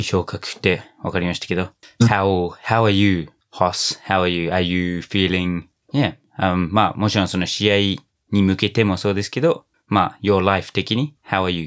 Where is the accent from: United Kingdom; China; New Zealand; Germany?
New Zealand; now in Japan; 僕の母国ニュージーランド